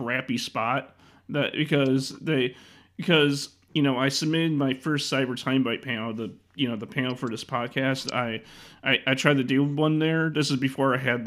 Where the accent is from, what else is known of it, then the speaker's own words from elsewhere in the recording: Chicago, Illinois, United States; I'm from Chicago